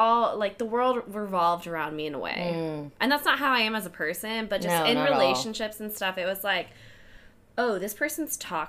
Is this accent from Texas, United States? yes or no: yes; Houston, Texas, United States; moved away; I'm from Houston originally.